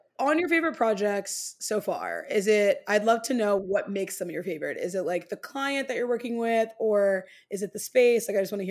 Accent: Midwest, United States; As a Midwesterner, people make choices in their home that I wouldn't make.

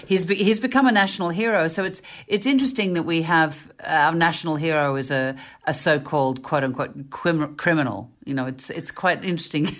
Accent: Melbourne, Victoria, Australia; moved away; I grew up in Melbourne

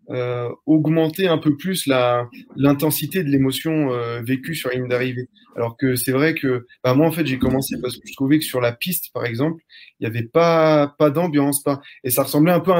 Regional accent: Normandy, France; J'ai 30 ans. Donc, moi, je suis, un, je suis ton voisin. Je suis normand.

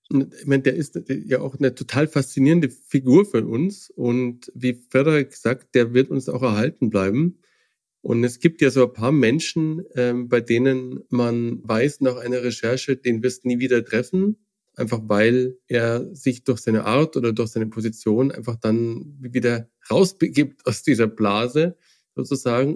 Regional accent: Germany; als Deutsche

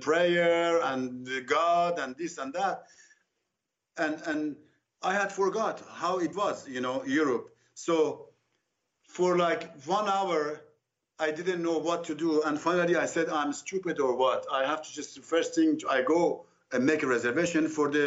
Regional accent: Tehran, Tehran Province, Iran; moved away as an adult; also born or lived in Nice, France; I left in 8th of August 1981 at 6:30 from Tehran

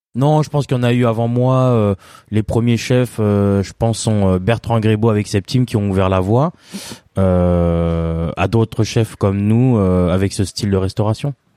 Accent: France; je suis né en France, hein, bien sûr. Je suis d'origine cambodgienne.

